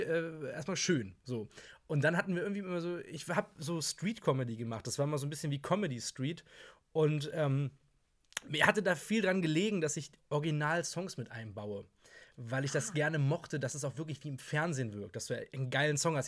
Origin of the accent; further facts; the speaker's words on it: Hamburg, Germany; ich bin 26 Jahre alt, komme aus Hamburg